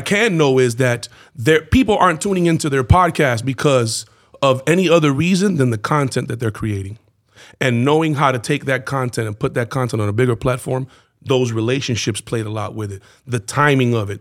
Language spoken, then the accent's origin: English; Miami, Florida, United States; so growing up in Miami